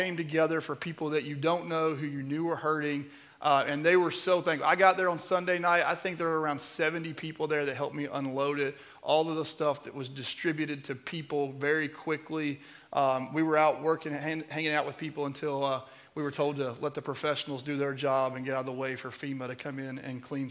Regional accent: Kentucky, United States; moved away; my hometown

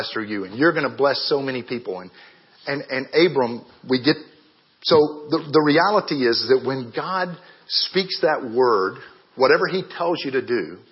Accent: Marietta, Georgia, United States; born or raised there; moved away as an adult; also born or lived in Ghana

